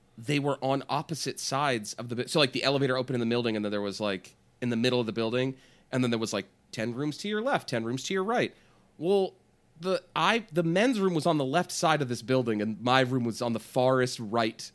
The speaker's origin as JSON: {"language": "English", "area": "Bay Area", "region": "California", "country": "United States", "said": "I'm from the Bay Area"}